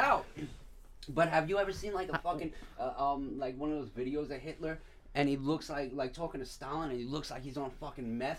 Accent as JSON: {"language": "English", "town": "Patchogue", "region": "New York", "country": "United States", "said": "I'm from Patchogue"}